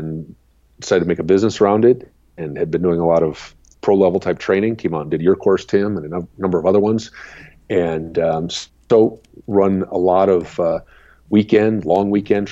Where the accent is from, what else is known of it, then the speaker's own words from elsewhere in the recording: Madison, Wisconsin, United States; now in Minnesota, United States; I grew up in Madison, Wisconsin, and the house I grew up in, right out my back door was railroad